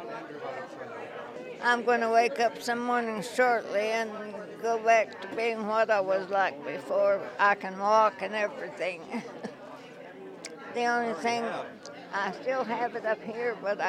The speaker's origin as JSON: {"language": "English", "country": "United States", "tie": "born or raised there", "also_born_or_lived": "Abilene, Texas / Oklahoma", "moved": "yes", "lives_now": "Tucson, United States", "said": "I grew up in Oklahoma and Texas"}